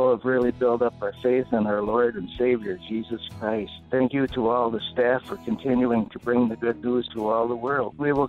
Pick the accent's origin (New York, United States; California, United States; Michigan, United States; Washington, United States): Michigan, United States; Scottville; I'm from Scottville, Michigan.